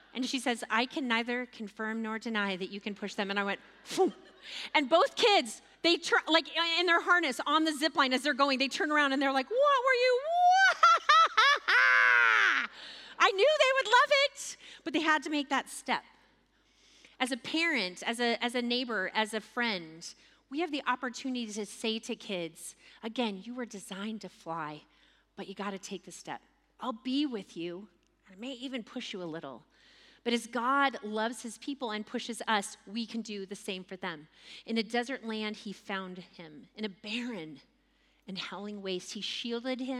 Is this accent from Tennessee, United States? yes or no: no; Texas, United States; as a Texan